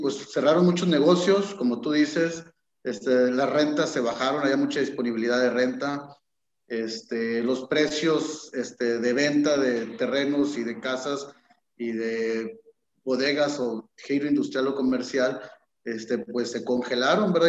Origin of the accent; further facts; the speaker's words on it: Tampico-Altamira-Ciudad Madero area, Tamaulipas, Mexico; Tampico somos Altamira y somos Ciudad Madero también